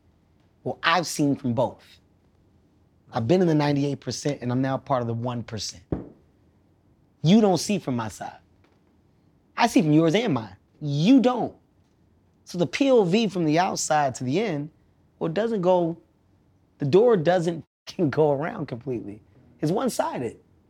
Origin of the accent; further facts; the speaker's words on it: Philadelphia, Pennsylvania, United States; I'm from Philly.